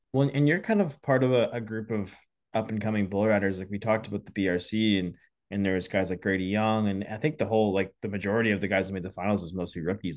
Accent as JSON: {"language": "English", "region": "Saskatchewan", "country": "Canada", "tie": "born or raised there", "also_born_or_lived": "Alberta", "moved": "yes", "said": "I grew up in Saskatchewan"}